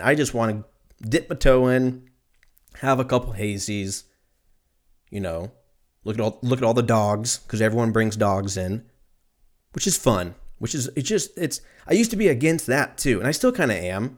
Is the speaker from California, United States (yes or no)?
yes; Lancaster, California, United States; I grew up in Lancaster